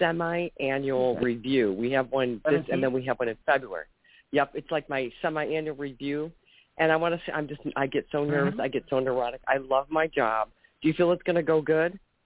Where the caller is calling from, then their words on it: Ohio, United States; I'm calling from Ohio.